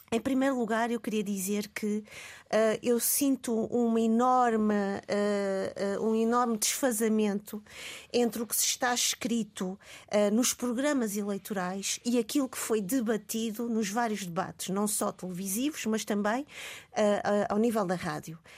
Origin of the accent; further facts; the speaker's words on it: Mozambique; now in Portugal; eu não nasci em Portugal, eu nasci em Moçambique. Uh, eu sou colonial e pós-colonial também